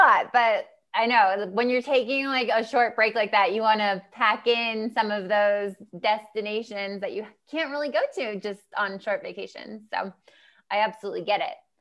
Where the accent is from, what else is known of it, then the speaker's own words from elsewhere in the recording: United States; I'm American. I come from the U S